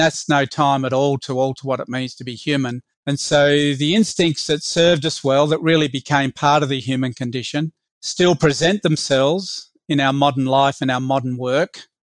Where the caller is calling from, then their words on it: Sydney, New South Wales, Australia; I'm joining from Sydney on the country, the traditional owners are the Wangal people.